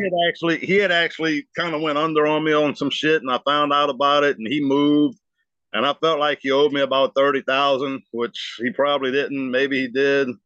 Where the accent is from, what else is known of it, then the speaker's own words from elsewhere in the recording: New Orleans, Louisiana, United States; now in Franklinton, United States; I was born and raised in New Orleans